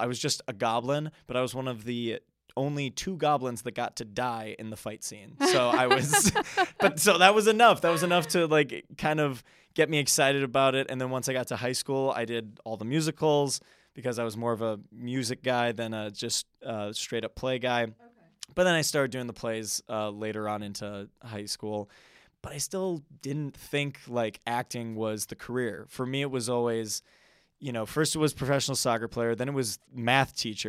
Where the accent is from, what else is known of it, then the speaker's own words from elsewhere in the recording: Wisconsin, United States; So I'm a Midwest man. So I born and raised in the Wisconsin area.